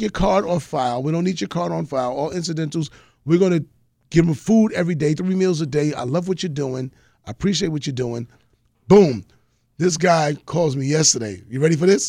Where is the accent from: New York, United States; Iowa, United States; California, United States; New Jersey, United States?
New York, United States; I'm, I'm from New York